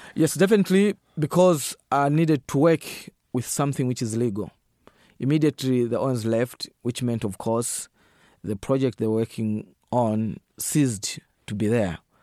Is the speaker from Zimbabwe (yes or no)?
no; northern Zambia, Zambia; I'm coming from Zambia, a country on the central part of Africa, and I'm also coming from the northern part of that country.